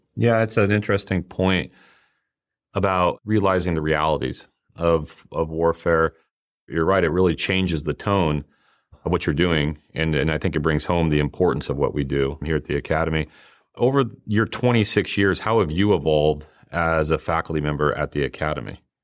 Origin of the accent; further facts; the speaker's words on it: Rock Springs, Wyoming, United States; moved away; I'm from Rock Springs, Wyoming